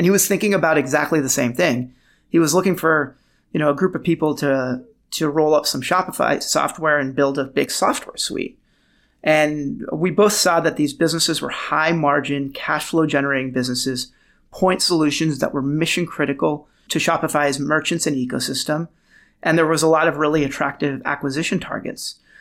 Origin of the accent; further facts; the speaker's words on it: Beirut, Beirut Governorate, Lebanon; moved away; also born or lived in Los Angeles / San Francisco / New York; I was born in Beirut, Lebanon